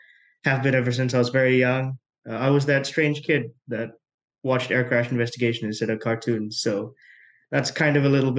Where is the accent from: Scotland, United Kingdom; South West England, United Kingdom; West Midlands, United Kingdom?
West Midlands, United Kingdom; Coventry; also born or lived in Malaysia / Dubai; now in Edinburgh, United Kingdom; I was born in Malaysia, moved to the UK when I was almost two, grew up in the West Midlands in Coventry.